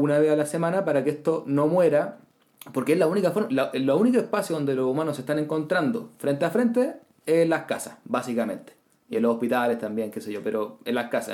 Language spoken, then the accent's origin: Spanish; Chile